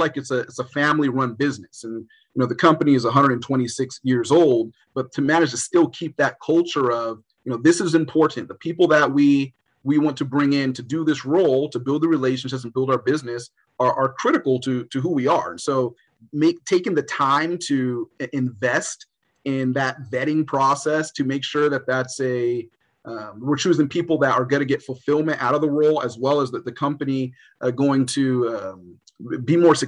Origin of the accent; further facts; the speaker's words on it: Los Angeles, California, United States; I grew up in Los Angeles. I wanted to stay in Los Angeles.